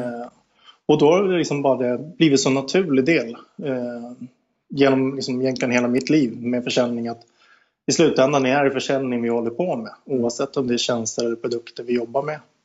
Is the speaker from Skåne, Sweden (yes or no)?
no; Stockholm, Stockholm County, Sweden; Jag är född och uppväxt i Stockholm, i eh, förorten Aspudden